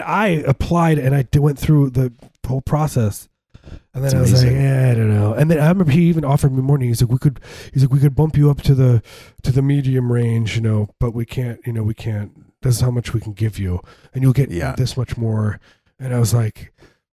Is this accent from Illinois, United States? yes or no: yes; Glen Ellyn, Illinois, United States; my hometown, Glen Ellyn